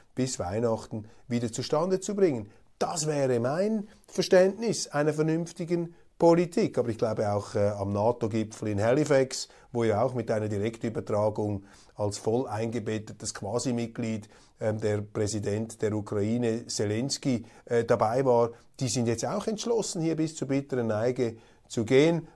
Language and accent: German; Switzerland; als Schweizer